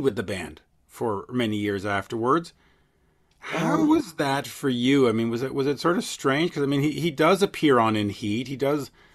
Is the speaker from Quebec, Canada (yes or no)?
yes; Montreal, Quebec, Canada; as we say in Montreal